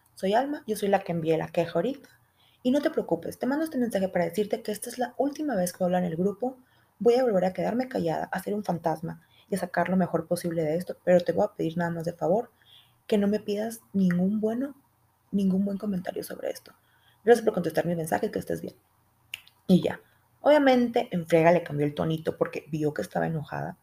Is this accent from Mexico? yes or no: yes; Sonora, Mexico; accent: Sonoran; soy de Sonora y tengo un acento muy fuerte desde ahí